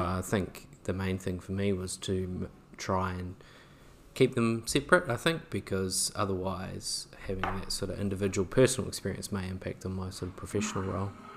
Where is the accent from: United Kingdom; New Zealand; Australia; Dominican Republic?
New Zealand; maybe being a Kiwi